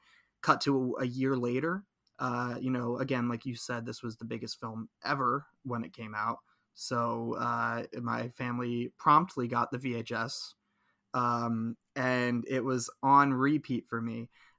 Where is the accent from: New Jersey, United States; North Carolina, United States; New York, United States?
New Jersey, United States; Princeton; I grew up in Princeton, New Jersey area, but had a lot of family in Bucks County, PA.